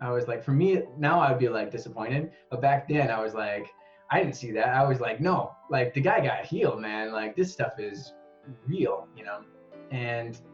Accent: West Michigan, United States; moved away as an adult; now in Japan; We're from West Michigan

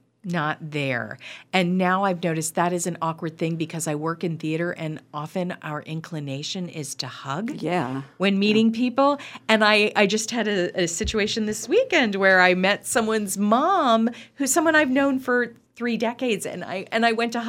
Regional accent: Pennsylvania, United States; And I said, oh, now I'm from Pennsylvania originally.

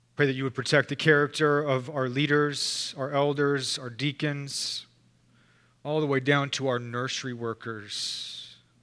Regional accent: Texas, United States; we're Texan

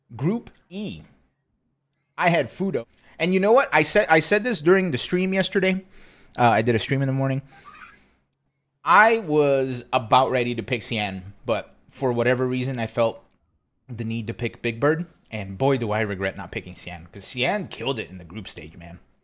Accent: East Coast, United States; now in Austin, United States; I'm from the East Coast

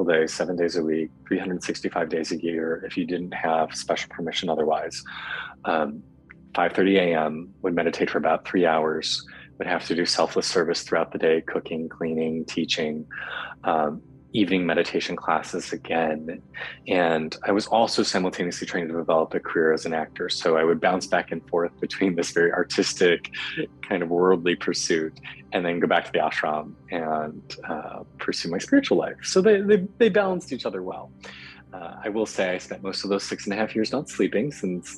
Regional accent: Chicago, Illinois, United States; I'm from Chicago originally, grew up in the suburbs. So Midwestern boy

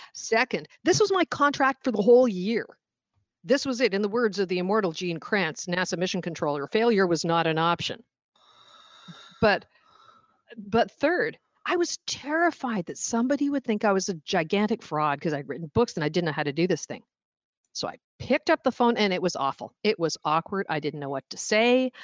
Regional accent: Oshawa, Ontario, Canada; born or raised there; moved away as an adult; also born or lived in Stoney Creek, Ontario; now in Washington, D.C., United States

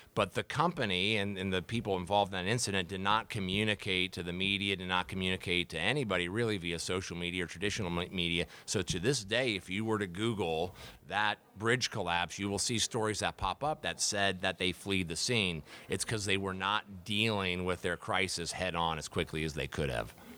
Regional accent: Dayton, Ohio, United States; born or raised there; moved away as an adult; also born or lived in Columbus, Ohio; now in Sarasota, United States

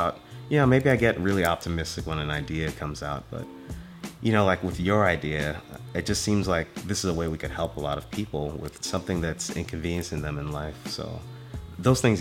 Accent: Richardson, Texas, United States; also born or lived in Dallas, Texas; now in Austin, United States; I'm originally from Richardson, Texas. And I just, you know, I moved to Austin

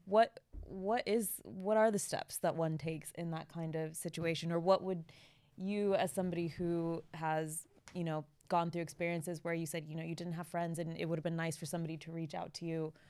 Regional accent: United States; I'm American

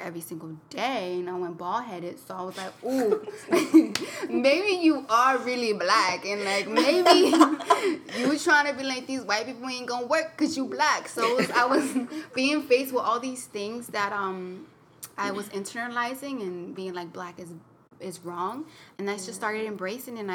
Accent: Cape Verde; now in United States; growing up in Cape Verde

